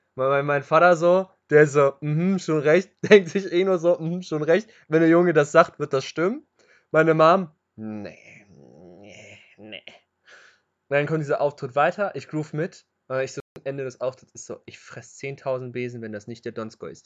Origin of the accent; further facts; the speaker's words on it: Hanover, Lower Saxony, Germany; also born or lived in Göttingen; freue ich mich als Hannoveraner